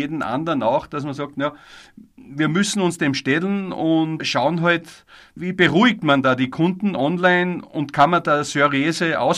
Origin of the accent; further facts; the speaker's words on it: Austria; Es geht ja auch Förderungen bei uns in Österreich